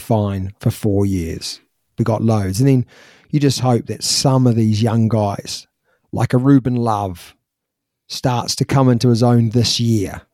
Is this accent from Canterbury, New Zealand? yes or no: yes; Christchurch, Canterbury, New Zealand; when we were growing up in New Zealand